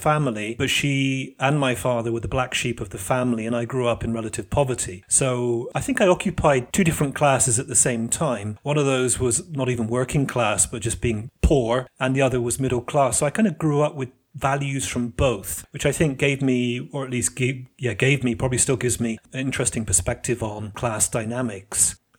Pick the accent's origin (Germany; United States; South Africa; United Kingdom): United Kingdom; now in Italy; As a Brit coming to Italy, that really disrupted many of the ideas I had about selfhood within society.